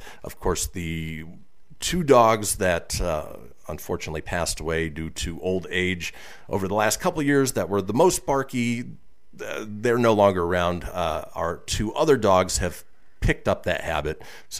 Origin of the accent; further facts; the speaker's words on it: California, United States; also born or lived in Minnesota; growing up in Southern California where the weather was always nice trick-or-treating.